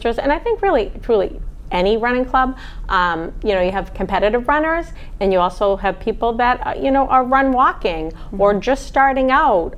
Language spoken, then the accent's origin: English; New England, United States; growing up in New England